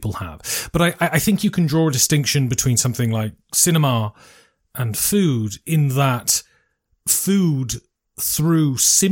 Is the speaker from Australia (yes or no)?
no; United Kingdom; I'm British